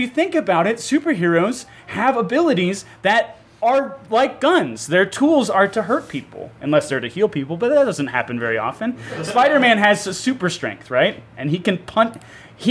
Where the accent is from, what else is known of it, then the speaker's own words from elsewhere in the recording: the South, United States; moved away; also born or lived in Chicago; I've gotten into a lot of fights with people from back home, because I'm from the South, about gun control